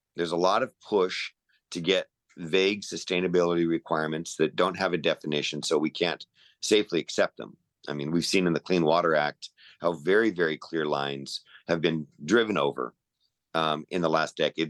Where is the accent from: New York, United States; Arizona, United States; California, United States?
California, United States; Chula Vista; I grew up in Chula Vista. I grew up down there right near Sweetwater Reservoir